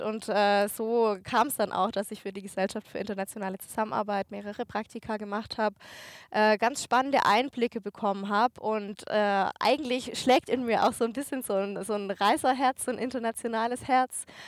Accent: Germany; in Deutschland hier, wo ich ja auch wohne, wo ich herkomme

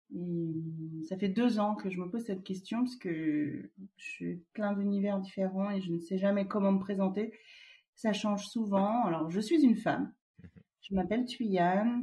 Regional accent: Vietnam; je suis originaire du Vietnam

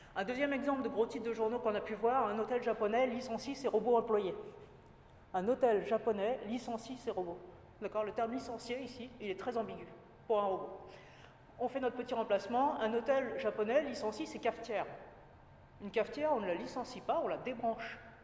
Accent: Paris, Île-de-France, France; moved away as an adult; also born or lived in Japan / Poitiers / Italy; now in Nantes, France; je suis parisienne d'origine

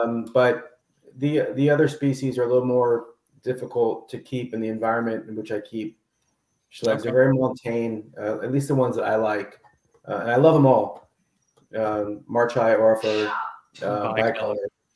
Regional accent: the Glades, Florida, United States; now in North Florida, United States; as a kid growing up in the Glades

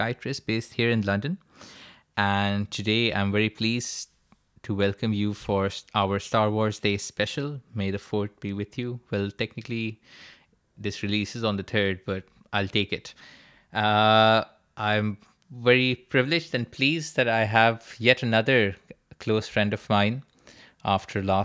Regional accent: Karachi, Sindh, Pakistan; moved away as an adult; now in United Kingdom; We're both from Karachi, and both of us are currently training in psychiatry in the UK.

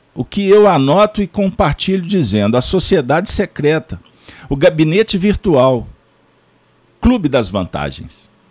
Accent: Brazil; Como brasileiros

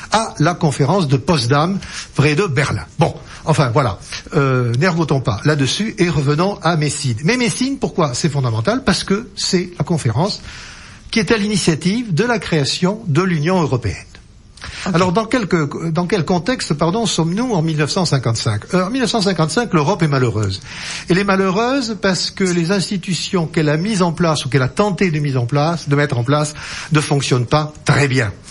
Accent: Lot-et-Garonne, Nouvelle-Aquitaine, France; moi, je suis du Lot-et-Garonne

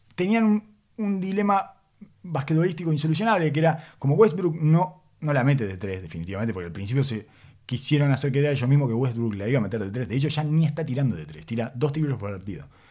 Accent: Uruguay; accent: Uruguayan; first language Spanish (Uruguayan); tengo demasiado metido adentro el uruguayo, mi lengua materna

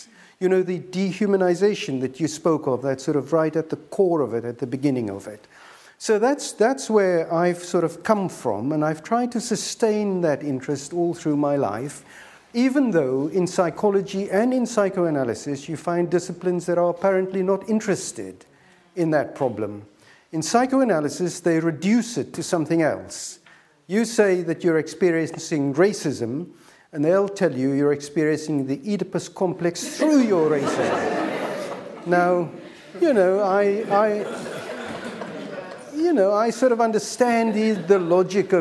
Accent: South Africa; moved away; I am a South African, as you may know, and that means that the encounter with apartheid was very much what I grew up

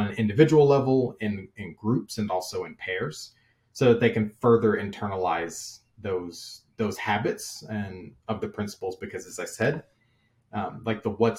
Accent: Kentucky, United States; I'm originally from Kentucky

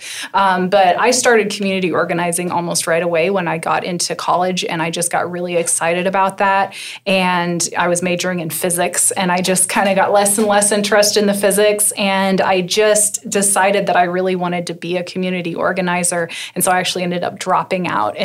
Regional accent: Wichita, Kansas, United States; I grew up in Wichita, Kansas

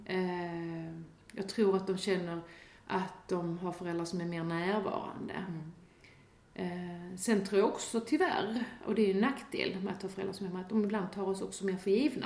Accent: Sweden; som svensk

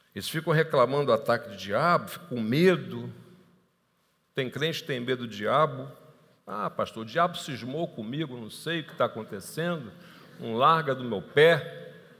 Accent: Niterói, Rio de Janeiro, Brazil; also born or lived in Tijuca, Rio de Janeiro; Eu moro em Niterói, embora seja carioca, da Gema, nasci na Tijuca, né? tijucano aqui, nasci na frente, no Hospital Evangélico, na frente do Morro do Salgueiro. Então, eu sou tijucano, assim, carioca da Gema, mas moro em Niterói desde o meu nascimento

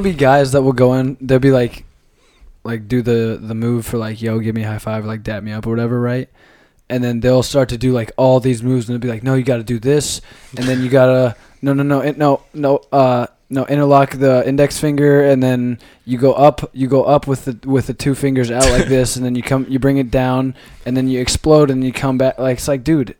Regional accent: Grinnell, Iowa, United States; I'm from Iowa

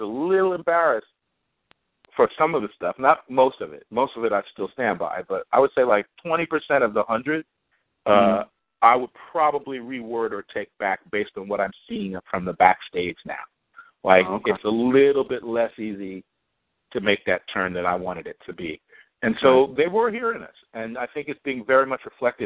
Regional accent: United States; I grew up black in the United States.

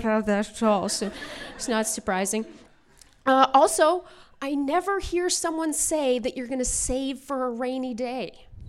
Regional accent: Alberta, Canada; now in Vancouver, Canada; I'm from Alberta originally

